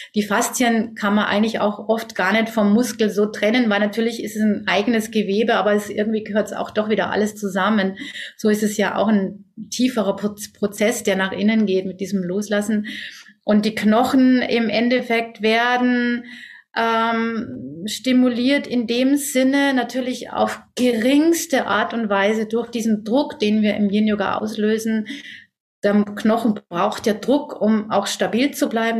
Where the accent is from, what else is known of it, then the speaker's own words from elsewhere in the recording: Germany; bei uns in Deutschland